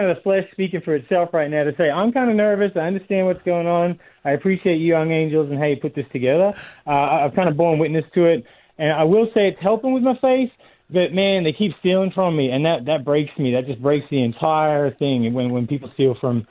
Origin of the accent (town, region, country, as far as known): Australia